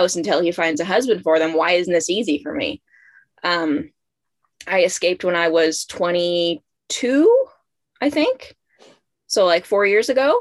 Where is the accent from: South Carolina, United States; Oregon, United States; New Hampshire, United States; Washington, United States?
Washington, United States; about an hour outside of Seattle; now in Massachusetts, United States; I grew up about an hour outside of Seattle, Washington